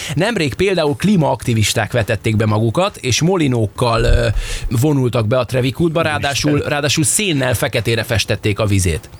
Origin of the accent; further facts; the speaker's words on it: Hungary; anyukám még azon gondolkodtak, hogy most orosznak vagy németnek hazudjuk magunkat, mert hogy nem merték a magyart bevállalni